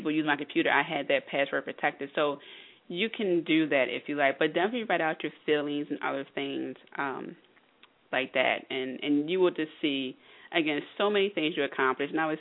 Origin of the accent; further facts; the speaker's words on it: East Coast, United States; I'm born and raised on the East Coast